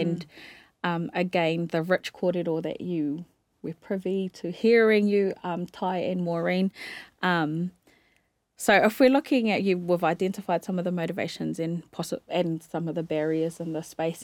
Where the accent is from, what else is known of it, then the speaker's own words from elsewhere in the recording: Te Tairāwhiti, Gisborne, New Zealand; I grew up in Te Tairāwhiti where I'm from